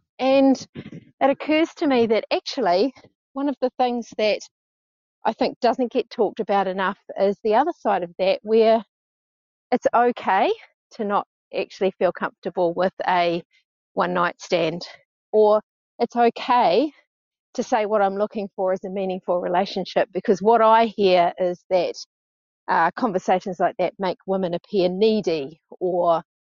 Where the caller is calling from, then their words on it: New Zealand; Hey, so I'm calling from New Zealand. I'm 54, almost 55.